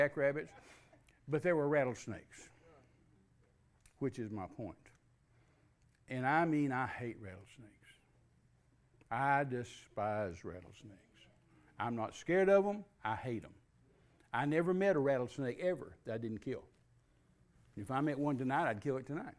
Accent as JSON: {"language": "English", "town": "Midland", "region": "Texas", "country": "United States", "tie": "born or raised there", "said": "I was raised in Midland, Texas."}